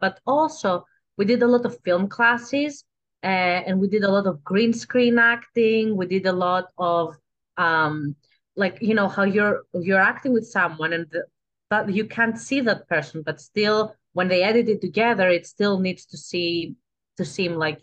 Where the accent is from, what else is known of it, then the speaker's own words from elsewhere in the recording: Athens, Attica, Greece; accent: Greek; English is a second language; moved away as an adult; now in Los Angeles, United States; I am from Greece, Athens, Greece. I grew up there